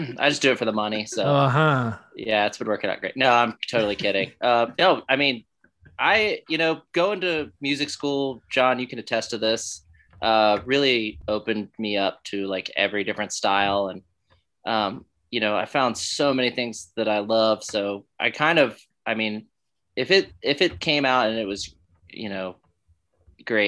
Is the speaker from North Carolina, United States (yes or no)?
yes; Durham, North Carolina, United States; I'm from Durham, and there's a great jazz scene there